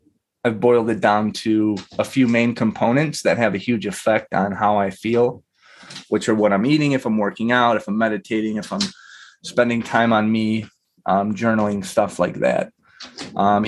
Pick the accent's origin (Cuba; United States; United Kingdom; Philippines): United States; Chicago, Illinois; I've been here my whole life